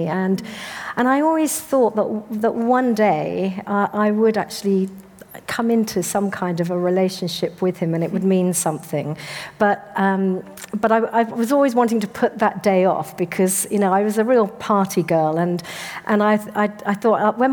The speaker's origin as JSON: {"language": "English", "area": "Devon", "region": "South West England", "country": "United Kingdom", "tie": "born or raised there", "said": "in terms of my early childhood, I grew up in Devon"}